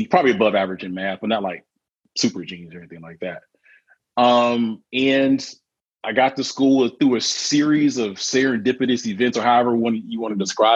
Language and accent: English; Mobile, Alabama, United States; I'm from Alabama, actually, so Mobile